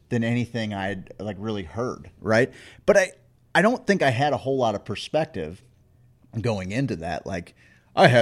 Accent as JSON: {"language": "English", "town": "St. Louis", "region": "Missouri", "country": "United States", "tie": "born or raised there", "said": "growing up in South City, St. Louis"}